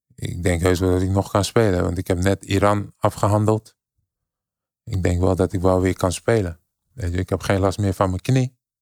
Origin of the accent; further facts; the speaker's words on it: Rotterdam, South Holland, Netherlands; ik ben in Nederland geboren. Ik kom uit Rotterdam. Ik kom van niks.